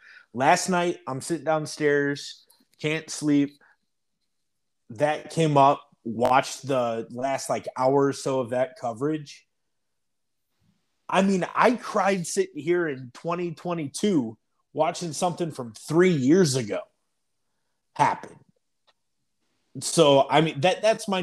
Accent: United States; as an American

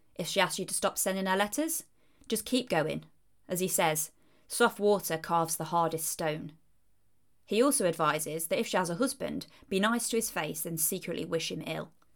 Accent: Leicestershire, East Midlands, United Kingdom; moved away; I originally hailed from Leicestershire if my accent hadn't already given it away.

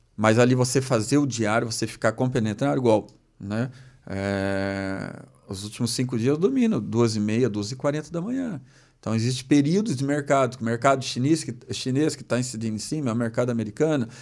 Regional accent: Maringá, Paraná, Brazil; moved away; also born or lived in Lages, Santa Catarina; eu sou natural de Maringá

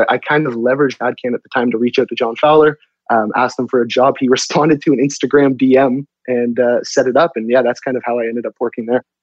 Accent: Toronto, Ontario, Canada; I grew up in the Toronto area

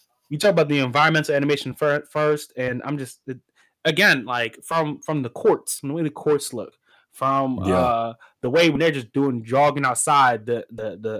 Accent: United States; we're American

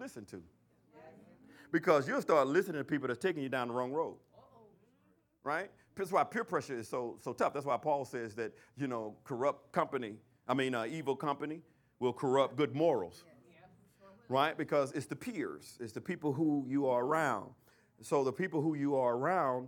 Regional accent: Alabama, United States; in Alabama, they call it shacking. I don't know what y'all call it in your hometown, but in my hometown, they call it shacking

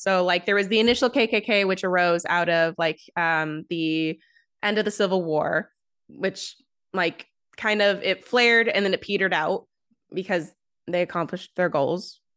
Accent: United States

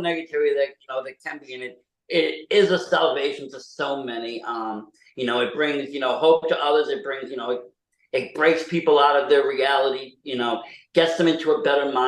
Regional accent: Massachusetts, United States; I'm from Mass

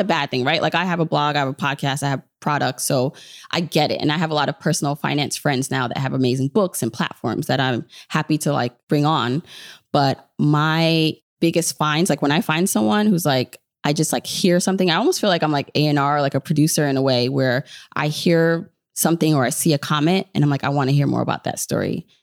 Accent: New York City, New York, United States; also born or lived in Jamaica; I am New York all the way, even though, so I'm, but I'm Jamaican, so I was born in Jamaica

